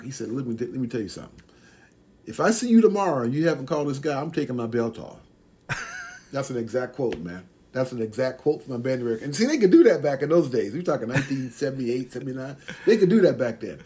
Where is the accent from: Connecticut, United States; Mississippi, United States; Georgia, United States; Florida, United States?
Georgia, United States; Atlanta; I grew up in Atlanta, Georgia